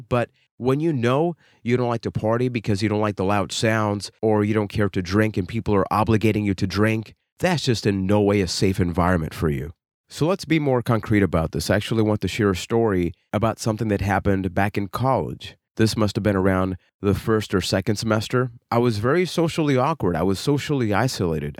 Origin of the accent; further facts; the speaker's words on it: Puerto Rico; I am from Puerto Rico